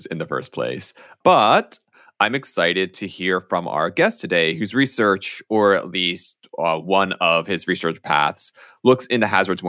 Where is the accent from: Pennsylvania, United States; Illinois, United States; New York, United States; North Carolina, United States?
Pennsylvania, United States; rural; moved away as an adult; also born or lived in Memphis, Tennessee; I'm from rural Pennsylvania in the Appalachia region